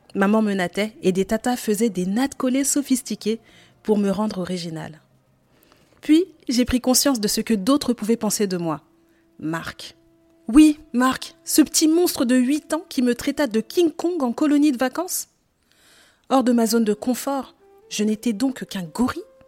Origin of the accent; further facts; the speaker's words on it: Saint-Denis, Île-de-France, France; j'ai grandi en Île-de-France, à Saint-Denis, dans le 93